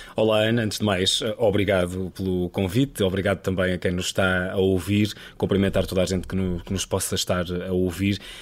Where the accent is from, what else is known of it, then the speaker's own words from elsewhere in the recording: Luso, Centro, Portugal; moved away as an adult; also born or lived in Coimbra / Macedo de Cavaleiros; Eu sou daqui, do, sou do Luso, a 20 km de Coimbra, 20, 25